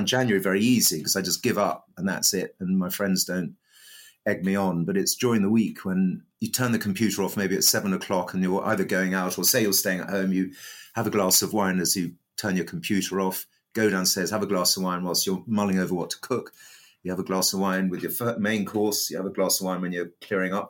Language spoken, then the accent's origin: English; Brighton, South East England, United Kingdom; I helped set up Brighton Gin in my hometown